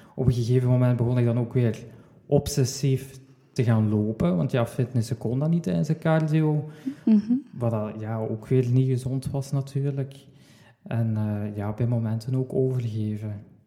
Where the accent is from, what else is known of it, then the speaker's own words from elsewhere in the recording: Sint-Truiden, Flanders, Belgium; Ik kom uit Sint-Truiden